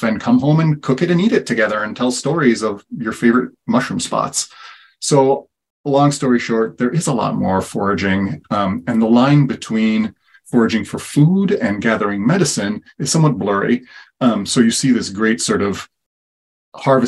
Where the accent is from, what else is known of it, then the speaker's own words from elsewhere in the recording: Italy; moved away; also born or lived in Kansas City; I was born and raised in Italy and really as a kid exposed to a lot of herbal medicine as well as foraging